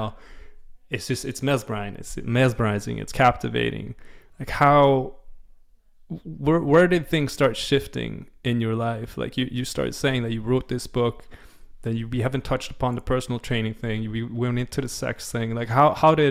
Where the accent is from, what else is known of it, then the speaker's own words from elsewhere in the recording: Sweden; English is a second language; growing up in Sweden, I was never exposed to it